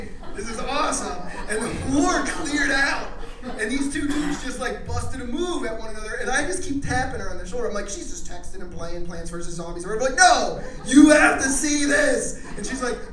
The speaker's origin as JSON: {"language": "English", "region": "Pennsylvania", "country": "United States", "said": "I'm from Pennsylvania"}